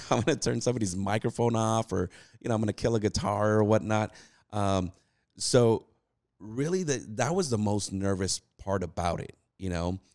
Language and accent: English; California, United States; moved away as an adult; now in Texas, United States; we're originally from California. Uh, we migrated over to Texas, uh, right after the pandemic hit.